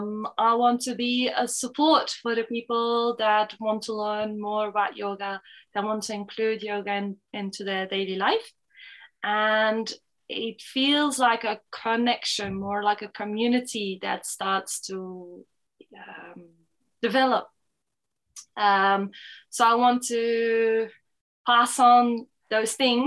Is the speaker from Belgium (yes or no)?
yes; Belgium; moved away; also born or lived in Portugal / Switzerland; I am Belgian. My mother is Belgian. My father is French. So but I was brought up in Belgium